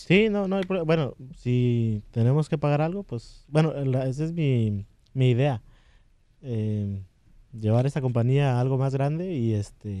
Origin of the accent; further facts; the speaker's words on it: Toluca, State of Mexico, Mexico; moved away; Originariamente de México, de Toluca, del Estado de México